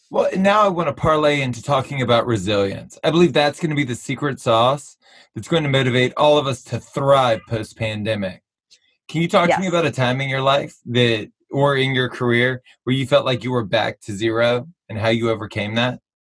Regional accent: Baton Rouge, Louisiana, United States; I was born and raised in Baton Rouge.

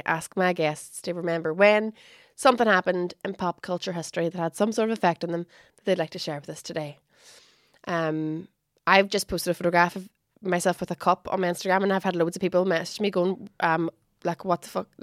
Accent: Derry, Northern Ireland, United Kingdom; moved away as an adult; also born or lived in Belfast; I'm from Derry City, where there's like 100,000 people

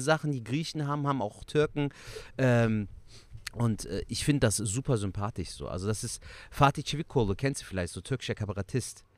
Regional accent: Cologne, North Rhine-Westphalia, Germany; accent: Kölsch; der Kölsch Jung aus Köln, geboren und aufgewachsen in Köln. Kölner durch und durch, ne? Rheinländer

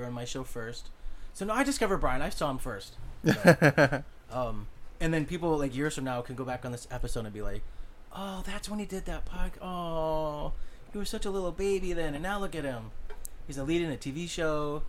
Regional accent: Riverside, California, United States; I grew up in Riverside

